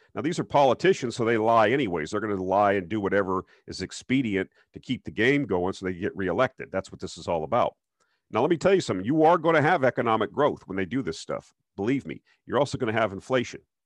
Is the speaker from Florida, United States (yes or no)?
yes; South Florida, United States; I grew up in South Florida